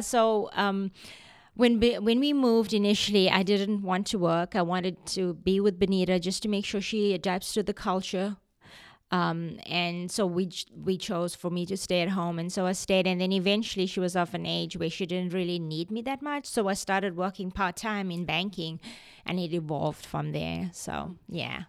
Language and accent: English; Durban, KwaZulu-Natal, South Africa; moved away as an adult; also born or lived in South Florida / Canada; now in Tupelo, United States; I was born in Durban, South Africa. We have lived in the United States now for over 25 years